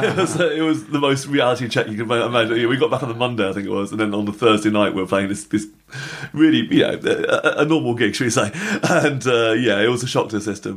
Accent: England, United Kingdom; we're English

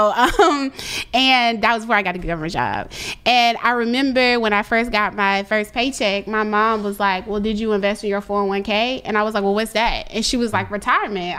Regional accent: Richmond, Virginia, United States; I'm from Richmond

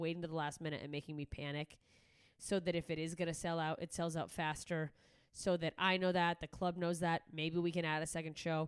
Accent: Anchorage, Alaska, United States; moved away; my home state of Alaska

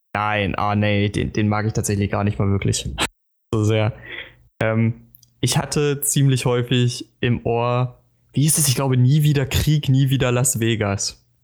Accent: Germany; als Deutscher

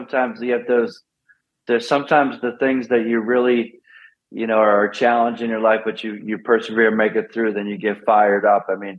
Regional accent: Pennsylvania, United States; Oh, that was from the race scene growing up in the Poconos there.

